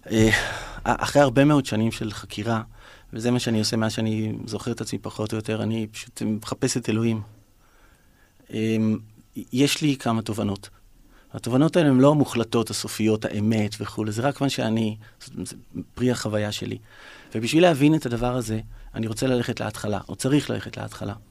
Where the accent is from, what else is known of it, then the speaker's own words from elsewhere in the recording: Ramat Gan, Tel Aviv District, Israel; now in Tel Aviv, Israel; גדלתי ברמת גן, ועברתי לגור בתל אביב, ולמדתי בעירוני ה'